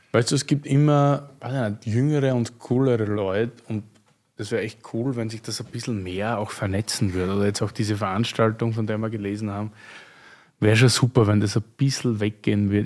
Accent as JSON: {"language": "German", "town": "Graz", "region": "Styria", "country": "Austria", "tie": "born or raised there", "moved": "yes", "said": "meiner Heimat, Steiermark"}